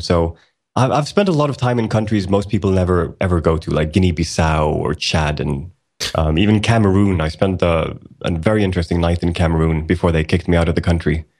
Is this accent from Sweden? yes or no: yes; Sweden; also born or lived in Iceland; I was born in Iceland back in 1980, and uh, the entire family moved to Sweden in 1984. So I've been in Sweden for most of my life